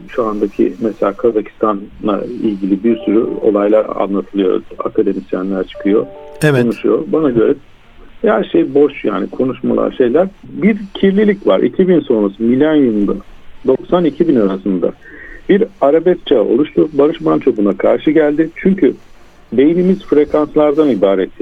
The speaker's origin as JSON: {"language": "Turkish", "region": "Istanbul", "country": "Turkey", "tie": "born or raised there", "moved": "as an adult", "said": "İstanbul'da doğdum, büyüdüm. Üç kuşak, üç göbek İstanbulluyum ben"}